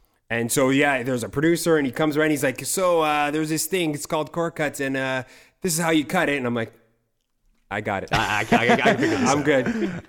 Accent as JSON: {"language": "English", "town": "Toronto", "region": "Ontario", "country": "Canada", "said": "I'm a Toronto boy."}